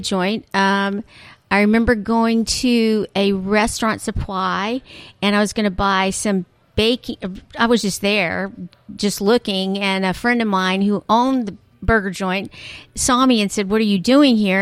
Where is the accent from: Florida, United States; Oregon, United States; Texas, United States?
Texas, United States; Dallas; I'm from Dallas